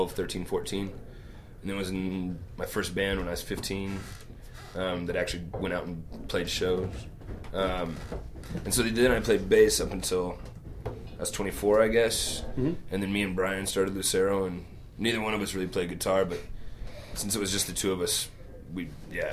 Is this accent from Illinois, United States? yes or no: no; Little Rock, Arkansas, United States; I'm from Little Rock, Arkansas, which is like 130 miles from Memphis.